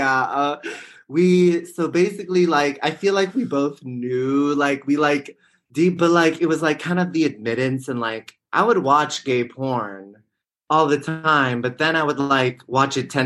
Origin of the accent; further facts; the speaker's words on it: Bay Area, California, United States; I'm from the Bay Area